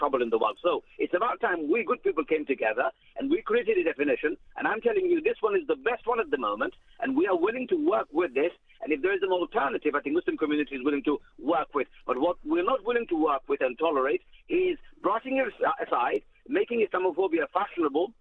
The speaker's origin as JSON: {"language": "English", "country": "United Kingdom", "said": "I'm British too."}